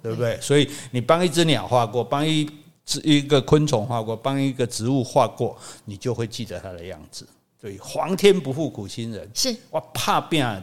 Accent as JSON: {"language": "Chinese", "country": "Taiwan", "said": "我们台湾人"}